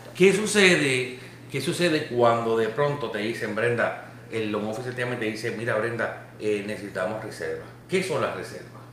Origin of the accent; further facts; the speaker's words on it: Puerto Rico; cuando pequeño en Puerto Rico